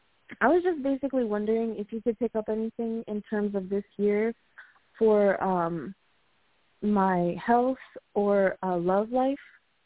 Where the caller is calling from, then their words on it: Puerto Rico; I'm calling from Puerto Rico.